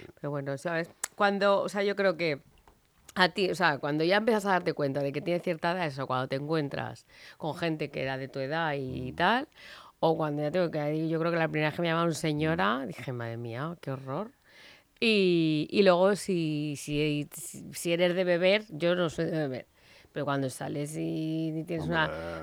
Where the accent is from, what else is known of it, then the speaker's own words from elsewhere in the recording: Madrid, Community of Madrid, Spain; en mi tierra, en aquí, en Madrid, Spain